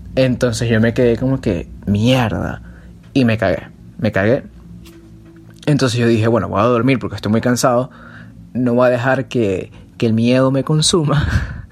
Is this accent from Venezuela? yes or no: yes; Venezuela; cuando yo iba de viaje a casa de mis abuelos, ellos me hablaban este, acerca de una que es muy famosa aquí en Venezuela